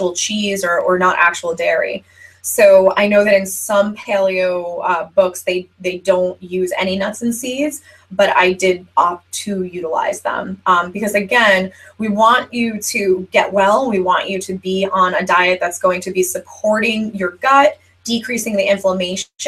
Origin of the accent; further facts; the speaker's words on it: New Jersey, United States; I'm from New Jersey